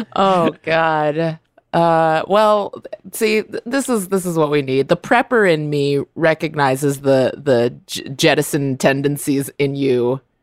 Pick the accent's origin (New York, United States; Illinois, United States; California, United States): California, United States; growing up in California